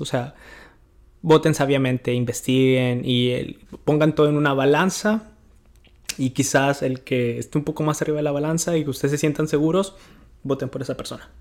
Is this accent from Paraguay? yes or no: no; Mexico; now in United States; mi México lindo y querido